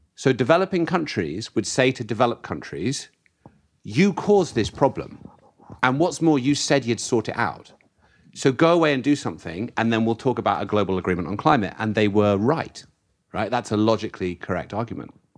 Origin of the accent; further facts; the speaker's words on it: United Kingdom; I come from the UK, the birthplace of the Industrial Revolution.